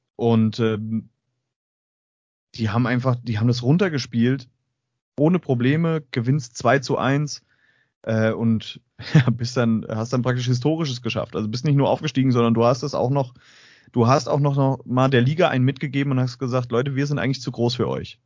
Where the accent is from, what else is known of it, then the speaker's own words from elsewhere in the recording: Straubing, Bavaria, Germany; moved away; ich komme ja ähm, aus Straubing ursprünglich